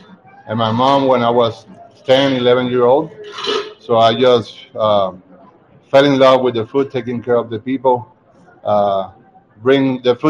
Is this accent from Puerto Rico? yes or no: yes; Puerto Rico; now in Prescott, United States; I'm from Puerto Rico originally. I came to town 2 months ago